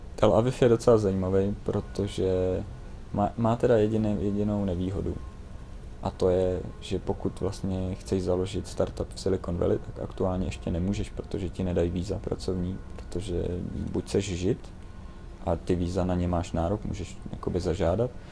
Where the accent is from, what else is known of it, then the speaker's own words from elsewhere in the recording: Czechia; já jsem hrdý na to, že jsem Čech